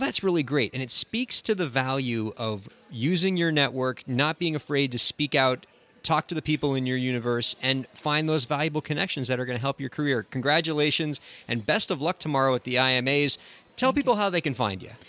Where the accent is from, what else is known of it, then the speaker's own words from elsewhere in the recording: Miami, Florida, United States; Miami, my hometown